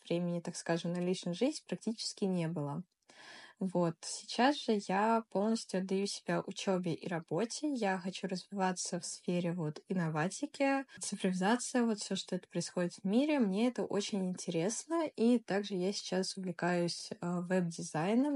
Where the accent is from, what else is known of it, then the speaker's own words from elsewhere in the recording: Moscow, Russia; Я из Москвы